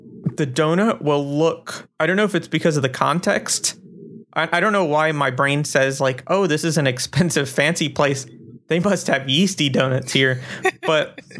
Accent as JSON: {"language": "English", "region": "Florida", "country": "United States", "tie": "born or raised there", "moved": "as an adult", "lives_now": "Germany", "said": "I was born in Florida and grew up in Florida"}